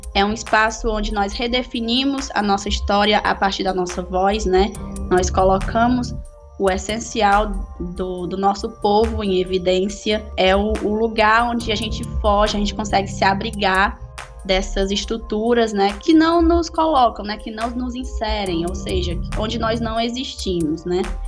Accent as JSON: {"language": "Portuguese", "area": "Sertão Central", "region": "Ceará", "country": "Brazil", "said": "Somos do Ceará, no Sertão Central"}